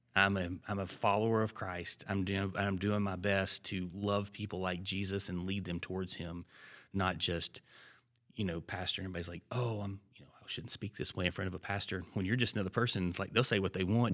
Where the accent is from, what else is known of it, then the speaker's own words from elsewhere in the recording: Alabama, United States; moved away; also born or lived in Georgia; I grew up in Alabama